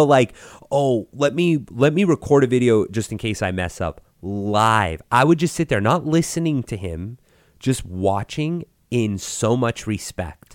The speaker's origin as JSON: {"language": "English", "area": "Gallup", "region": "New Mexico", "country": "United States", "tie": "born or raised there", "said": "I grew up in Gal-, New Mexico, which is a very tiny little town in New Mexico."}